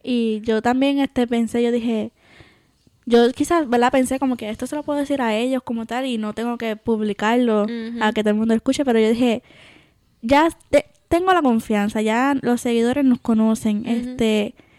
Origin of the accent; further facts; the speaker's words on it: Puerto Rico; moved away as an adult; cuando, cuando me fui de Puerto Rico, me acuerdo, sí, lloré porque me estaba despidiendo, ¿verdad? Me iba a dejar por primera vez tanto tiempo de mi familia.